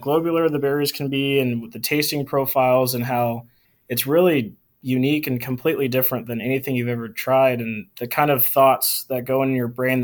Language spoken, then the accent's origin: English; Houston, Texas, United States; I was born and raised in Houston, Texas